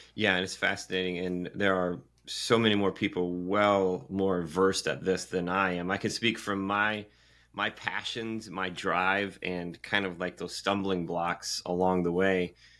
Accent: Michigan, United States; now in Carolinas, United States; growing up in Michigan

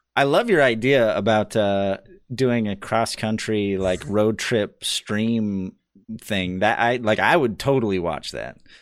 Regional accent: Idaho, United States; I'm from Idaho.

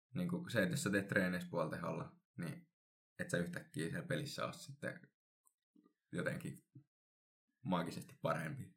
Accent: Helsinki, Uusimaa, Finland; moved away as an adult; now in Kuopio, Finland; Mä oon Helsingistä kotoisin

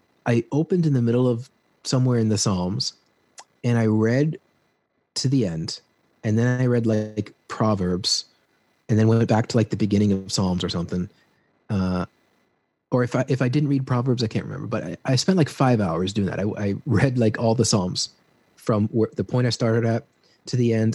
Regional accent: Peterborough, Ontario, Canada; moved away as an adult; now in Peru; I grew up in this small town, you've never heard of it, Ontario, called Peterborough

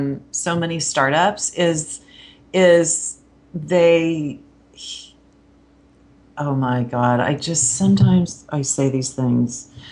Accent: Kansas, United States; So for instance, I'm from Kansas.

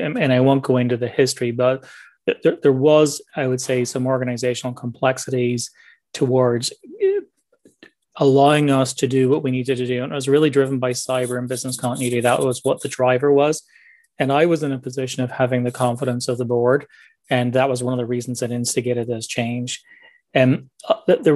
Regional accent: Northern Ireland, United Kingdom; also born or lived in England; now in Toronto, Canada; I'm originally from Northern Ireland, born and grew up there, spent some time in England

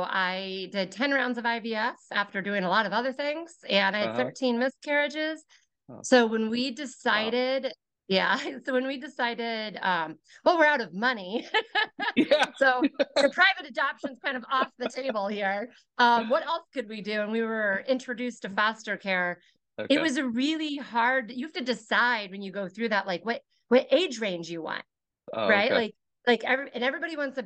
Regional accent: Westfield, Indiana, United States; I was born and raised in Westfield. So I'm a 40-year resident.

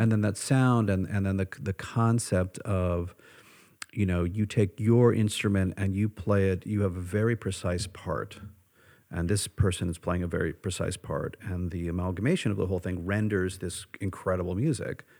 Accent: United States; who I am as an American

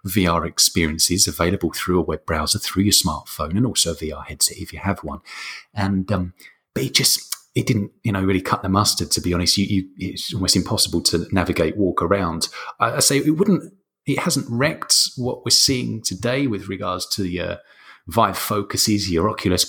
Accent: London, United Kingdom; now in Lecce, Italy; I'm from London originally, living in southern Italy, in a place called Lecce.

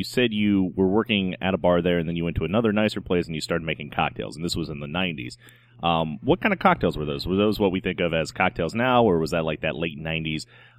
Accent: North Carolina, United States; moved away as an adult; now in New Orleans, United States; I'm from North Carolina originally

